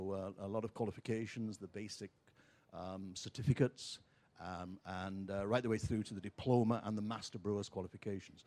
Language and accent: English; England, United Kingdom; now in United States; I'm from England